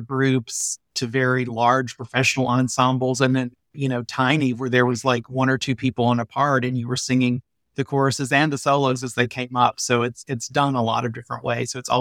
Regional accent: Atlanta, Georgia, United States; now in St. Louis, United States; I grew up in Atlanta.

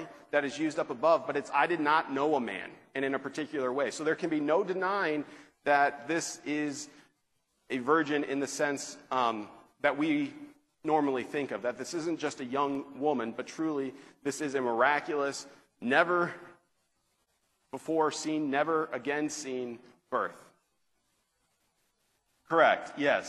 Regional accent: California, United States; I'm from Orange County. I'm a big Angels fan in baseball

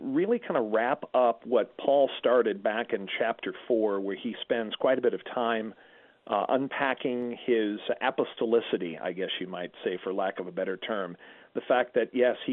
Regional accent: Perry County, Illinois, United States; my hometown down in Perry County, Illinois

